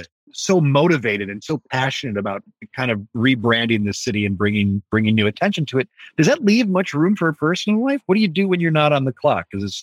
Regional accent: Allen Park, Michigan, United States; moved away; my hometown

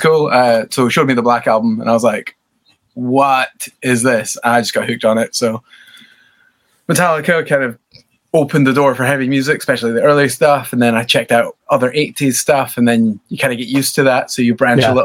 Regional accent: Scotland, United Kingdom; from a little town like 40 miles out. Yeah. So it's tiny. It's famous for golf of all things

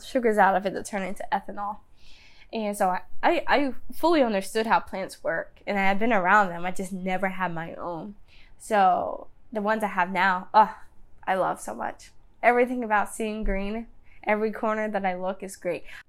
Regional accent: Danville, Virginia, United States; I grew up in Danville, Virginia

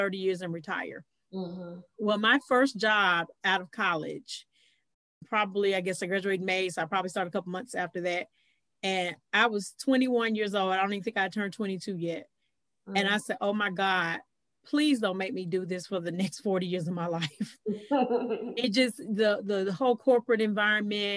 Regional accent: North Carolina, United States; now in Atlanta, United States; I'm originally from North Carolina

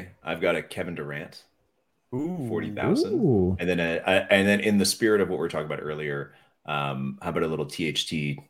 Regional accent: Toronto, Ontario, Canada; first language French; English is a second language; because we're at a French school and they wanted to make sure the kids spoke French, even though they were growing up in Toronto, which is all English.

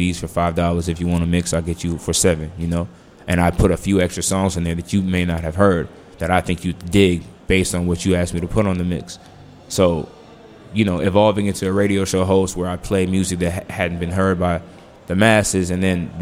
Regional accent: Washington, District of Columbia, United States; moved away; also born or lived in Los Angeles

